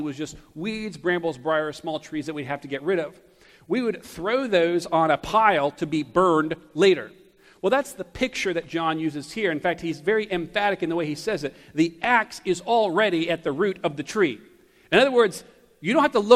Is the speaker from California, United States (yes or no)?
no; Taylors, South Carolina, United States; also born or lived in Greenville, South Carolina; I was born in Greenville, but grew up in Taylors, in the country right outside of Greenville